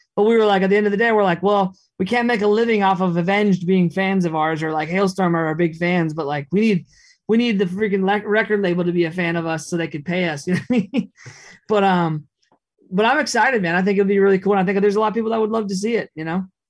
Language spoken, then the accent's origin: English; Minneapolis, Minnesota, United States; I grew up in Minneapolis